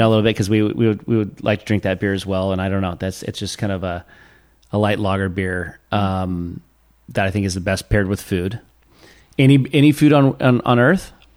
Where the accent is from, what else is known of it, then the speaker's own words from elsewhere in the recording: Los Olivos, California, United States; where I went to elementary school